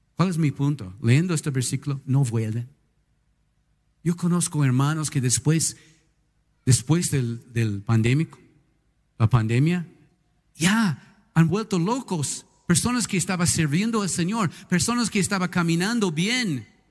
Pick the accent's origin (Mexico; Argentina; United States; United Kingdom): United States; Spanish is a second language; now in Ecuador; en mi país, en los Estados Unidos